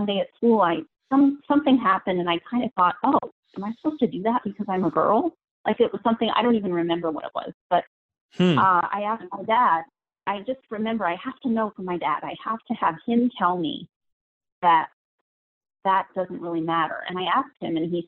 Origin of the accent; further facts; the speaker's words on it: New York, United States; I'm from New York State, and I'm an only child